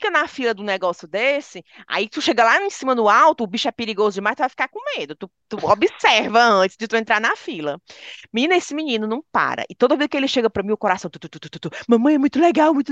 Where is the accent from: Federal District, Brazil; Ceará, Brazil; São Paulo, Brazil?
Ceará, Brazil; Fortaleza; E a gente, como fortalezense, é?